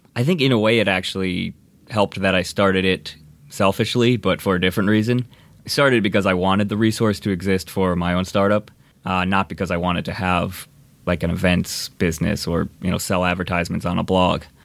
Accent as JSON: {"language": "English", "region": "Indiana", "country": "United States", "tie": "born or raised there", "moved": "as an adult", "lives_now": "Los Angeles, United States", "said": "I grew up in Indiana, uh, came out to L A to go to U S C"}